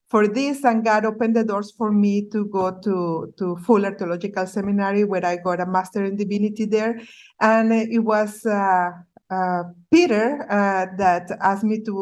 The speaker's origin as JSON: {"language": "English", "town": "Ensenada", "region": "Baja California", "country": "Mexico", "tie": "born or raised there", "moved": "as an adult", "said": "I was born in Ensenada, in Baja, in Mexico"}